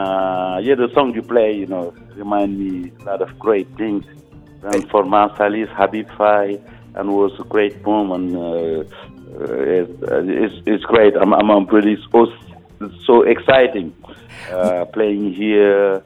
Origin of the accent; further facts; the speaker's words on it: Senegal; coming from Senegal